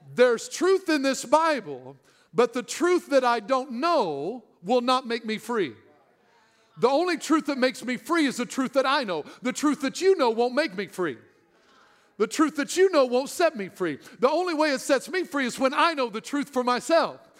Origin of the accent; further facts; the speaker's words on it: Southern Illinois, United States; I'm from Southern Illinois.